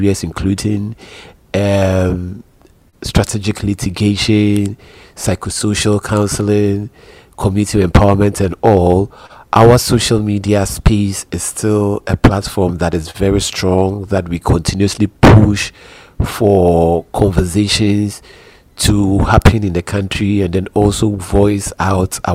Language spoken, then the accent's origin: English; Ghana; I'm a Ghanaian, and I am currently living in Accra